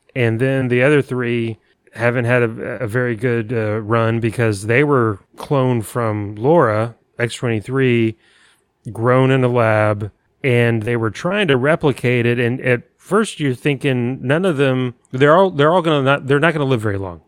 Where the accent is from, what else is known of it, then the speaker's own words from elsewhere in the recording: San Antonio, Texas, United States; I grew up in San Antonio